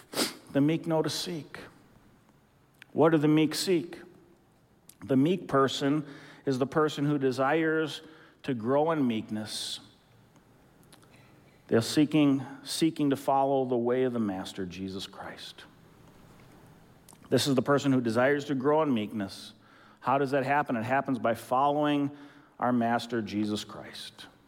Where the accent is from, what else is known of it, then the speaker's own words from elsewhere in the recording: Philippines; When I was a young kid growing up in the Philippines, my family served as missionaries in the Philippines